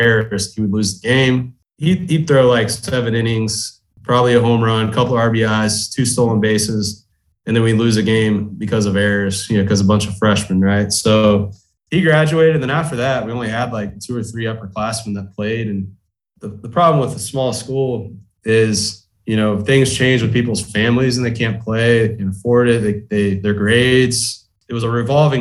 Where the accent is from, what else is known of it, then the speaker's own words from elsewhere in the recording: Highlandville, Missouri, United States; also born or lived in Springfield, Missouri; I was born in Springfield, but I was living in the Highlandville area out in the country by the time I could remember. So probably like 4 or 5. So I was in that Highlandville, Spokane school district from kindergarten